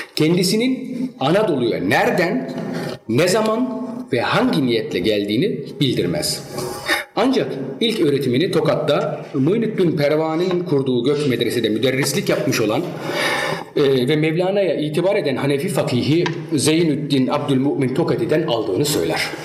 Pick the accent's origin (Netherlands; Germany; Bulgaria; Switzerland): Germany; Çünkü Almanya doğumluyum. Yani bütün malzeme hep Almanya'da geçmiştir. Ee, Almanya'da büyüdüm